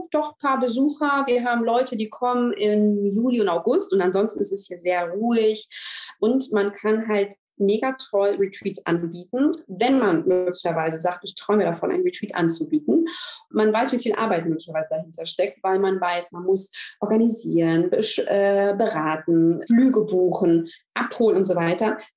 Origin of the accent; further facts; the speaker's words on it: Germany; moved away as an adult; now in Greece; Ähm, ich komme ja, aus Deutschland, habe vor vier Jahren meinen Mann in Griechenland kennengelernt